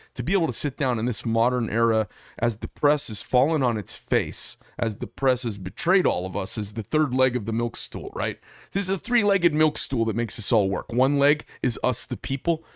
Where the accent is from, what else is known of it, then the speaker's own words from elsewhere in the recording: United States; as an American